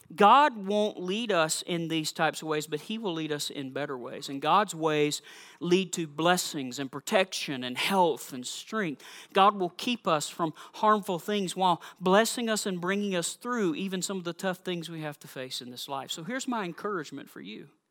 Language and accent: English; South Georgia, United States; also born or lived in Missouri / Massachusetts; now in Minnesota, United States; I am from South Georgia